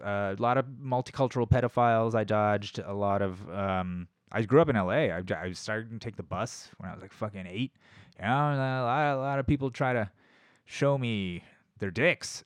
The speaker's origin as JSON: {"language": "English", "country": "United States", "said": "I'm American. That's how you know I'm American."}